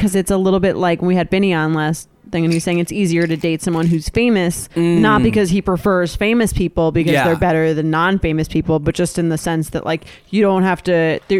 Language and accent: English; Long Island, New York, United States; I'm from Long Island.